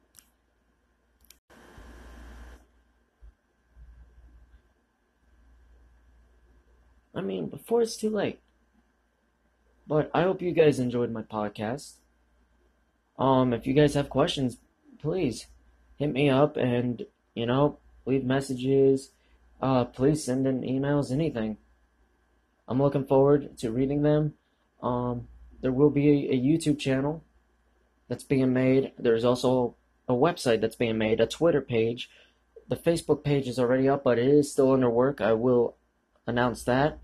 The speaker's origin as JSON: {"language": "English", "country": "United States", "said": "as an American"}